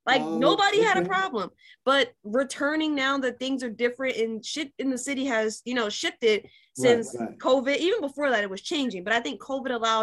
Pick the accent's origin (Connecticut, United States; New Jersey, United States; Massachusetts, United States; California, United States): New Jersey, United States; also born or lived in New York City; spent a lot of time in the city, but I've always been a Jersey girl.